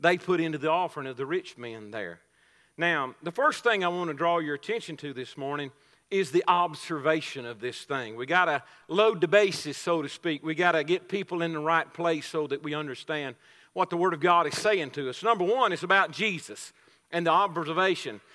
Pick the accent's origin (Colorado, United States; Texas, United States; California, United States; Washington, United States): Texas, United States; Coleman County; I'm sort of a homegrown product around here. I'm from Coleman County. I've lived around here all my life